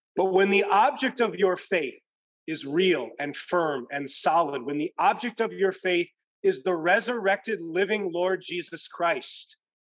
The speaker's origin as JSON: {"language": "English", "region": "Midwest", "country": "United States", "tie": "born or raised there", "moved": "yes", "lives_now": "California, United States", "said": "growing up in the Midwest, where it actually gets cold and water freezes over"}